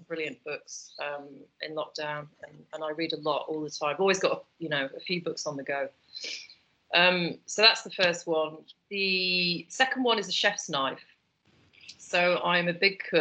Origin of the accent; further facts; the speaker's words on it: the Northwest, North West England, United Kingdom; now in London, United Kingdom; I'm from the Northwest, so we used to go to the Lake District a lot